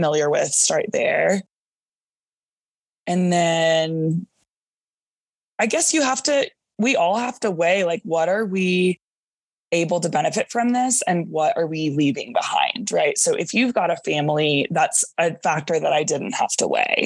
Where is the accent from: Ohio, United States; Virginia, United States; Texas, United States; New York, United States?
Texas, United States; Dallas; also born or lived in San Antonio / California; my first job was in San Antonio and I'm from Dallas.